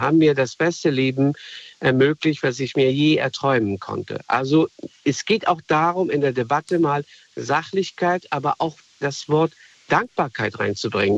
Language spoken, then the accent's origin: German; Afghanistan; now in Germany; ich bin selber ein Migrant. Ich komme aus Afghanistan ursprünglich.